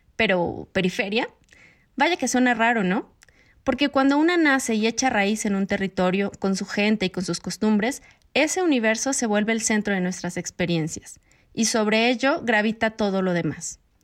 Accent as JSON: {"language": "Spanish", "country": "Mexico", "said": "yo también soy de México."}